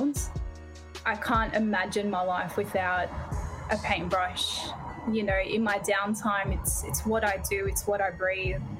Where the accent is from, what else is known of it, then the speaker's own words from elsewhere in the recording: Sydney, New South Wales, Australia; I grew up in Sydney and I'm 30